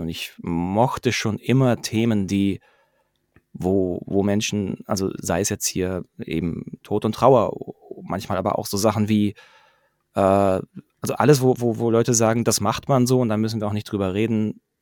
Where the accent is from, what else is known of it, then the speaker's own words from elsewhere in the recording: Pforzheim, Baden-Württemberg, Germany; moved away as an adult; now in Stuttgart, Germany; 35, ähm, gebürtiger Pforzheimer, jetzt mittlerweile seit zehn Jahren in Stuttgart